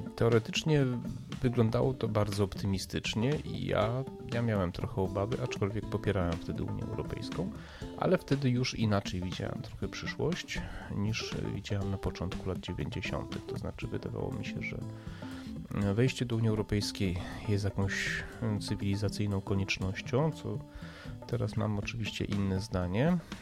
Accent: Poland

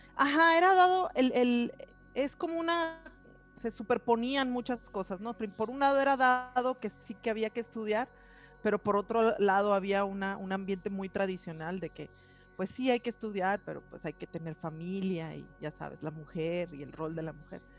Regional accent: Hermosillo, Sonora, Mexico; moved away as an adult; also born or lived in north of England; now in Colima, Mexico; Yo nací en, en Hermosillo, Sonora. y soy parte de una familia, tengo dos hermanos, soy la hermana mayor, y eh, desde muy chica eh, vivimos en, en, el norte de la ciudad de Hermosillo

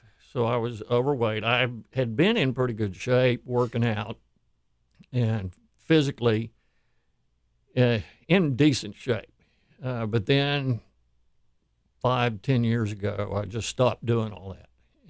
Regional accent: Houston, Texas, United States; I grew up here in Houston, moved here in 1959.

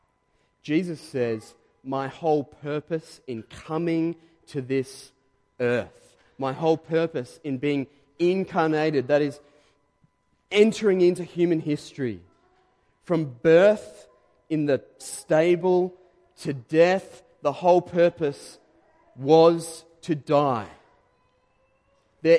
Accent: Diamond Creek, Victoria, Australia; moved away as an adult; now in Caroline Springs, Australia; we grew up, my wife Renee and I, we grew up in Diamond Creek.

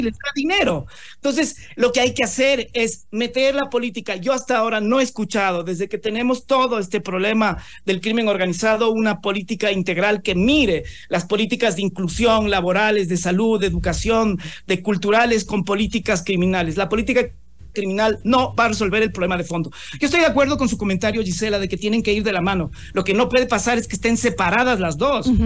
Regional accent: Ecuador; nosotros como ecuatorianos

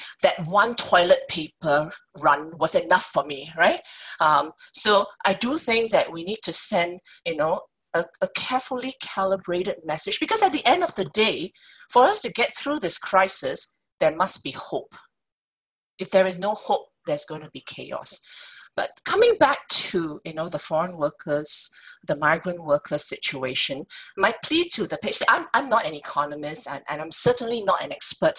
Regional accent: Singapore; as a Singaporean

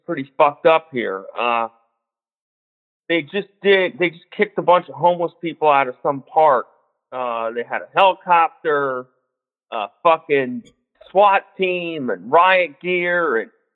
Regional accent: Cincinnati, Ohio, United States; now in Columbus, United States; I grew up in Cincinnati

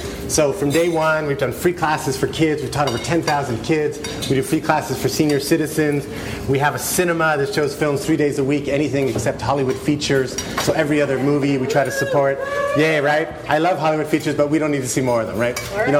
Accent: Italy; now in Los Angeles, United States; And I'm from Italy.

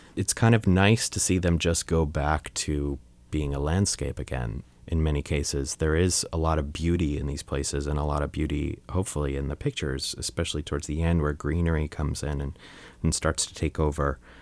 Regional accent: Long Island, New York, United States; I grew up in Long Island, New York

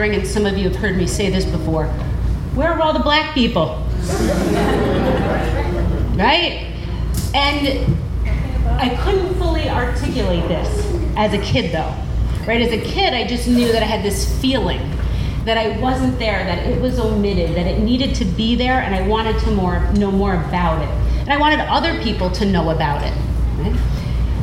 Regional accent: Troy, New York, United States; I grew up in the Burg, as we call it

